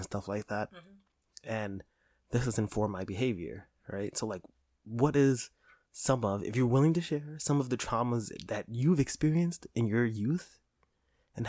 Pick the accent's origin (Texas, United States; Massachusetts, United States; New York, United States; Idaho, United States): New York, United States; New York City; moved away; we're from New York, from the Bronx